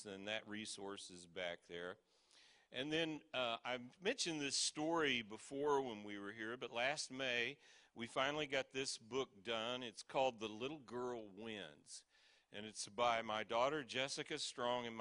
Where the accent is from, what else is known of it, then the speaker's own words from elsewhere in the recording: Kansas City, United States; we're from Kansas City, you know, the barbecue capital of the world